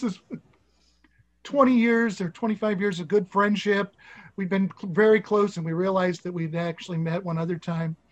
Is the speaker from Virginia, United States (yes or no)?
no; Nebraska, United States; I was from Nebraska